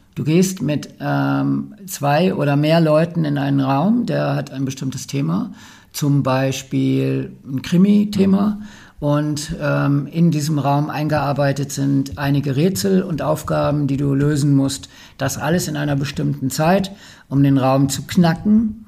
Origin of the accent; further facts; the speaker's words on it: Ruhr area, North Rhine-Westphalia, Germany; ich komme aus dem Ruppert